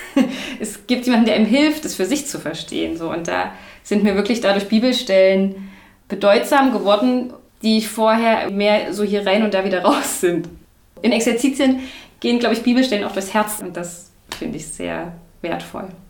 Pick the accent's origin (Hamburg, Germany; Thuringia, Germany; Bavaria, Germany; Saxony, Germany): Saxony, Germany; Chemnitz; now in Dresden, Germany; Ich bin ja, gebürtig aus Chemnitz, lebe jetzt schon länger in Dresden